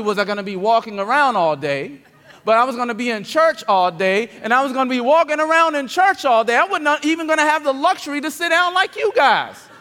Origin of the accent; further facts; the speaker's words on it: King George County, Virginia, United States; moved away; Growing up in King George County, Virginia, I did not I absolutely did not enjoy anything about religion